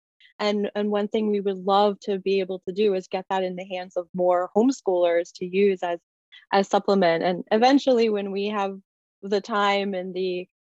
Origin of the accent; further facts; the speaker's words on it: Massachusetts, United States; also born or lived in Northern Virginia; now in Steubenville, United States; I'm actually from Massachusetts originally, but then had lived down in the Northern Virginia area